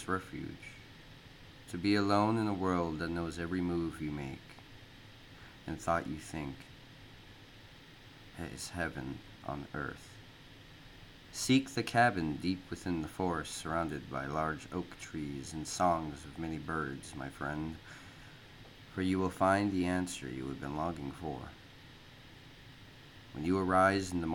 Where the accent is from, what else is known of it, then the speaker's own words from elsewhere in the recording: Minnesota, United States; moved away as an adult; now in Japan; I grew up in Minnesota for 18 years